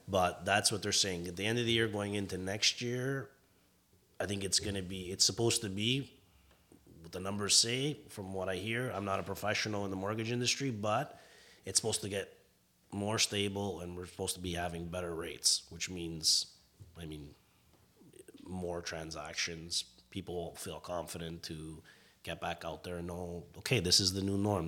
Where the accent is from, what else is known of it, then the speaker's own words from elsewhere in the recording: Vaughan, Ontario, Canada; moved away as an adult; now in Etobicoke, Canada; growing up in Vaughan as well